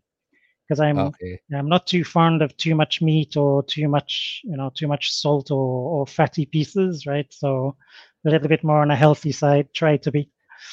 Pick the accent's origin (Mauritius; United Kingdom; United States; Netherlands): United Kingdom; now in Philippines; I'm a British national, but I've lived, studied, worked in 10 different countries before I arrived in the Philippines. So Philippines is country number 11